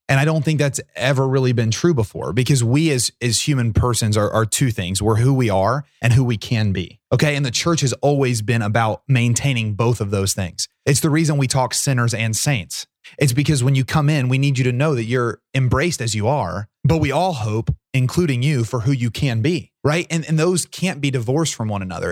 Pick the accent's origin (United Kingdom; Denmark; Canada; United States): United States; Portsmouth, Ohio; Portsmouth's my hometown